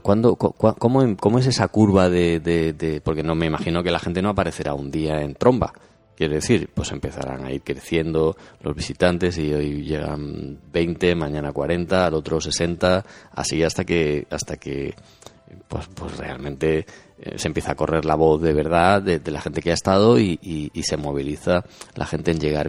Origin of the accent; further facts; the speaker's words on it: Spain; nosotros somos españoles